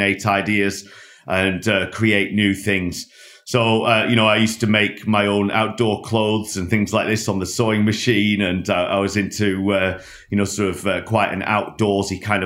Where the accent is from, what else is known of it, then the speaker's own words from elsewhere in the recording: Lancashire, North West England, United Kingdom; moved away; I grew up in Lancashire in a small working class town just north of Manchester